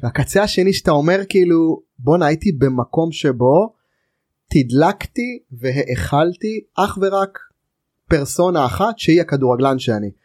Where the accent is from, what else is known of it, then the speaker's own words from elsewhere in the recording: Israel; אנחנו ישראלים היהודים